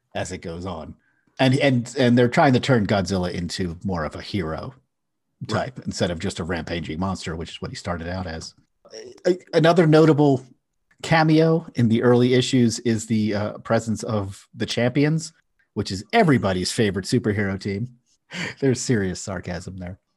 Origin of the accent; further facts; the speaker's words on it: Philadelphia, Pennsylvania, United States; I grew up in Philadelphia, which is a big city